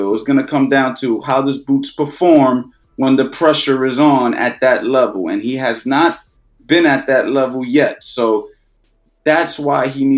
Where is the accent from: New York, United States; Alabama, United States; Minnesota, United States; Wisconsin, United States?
New York, United States; New York City; moved away; also born or lived in West Palm Beach, Florida; I'm originally from New York City. But then I moved to Florida